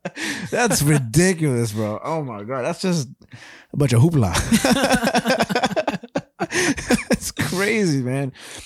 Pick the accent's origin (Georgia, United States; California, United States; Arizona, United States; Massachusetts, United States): Massachusetts, United States; Boston; All right. I'm from Boston.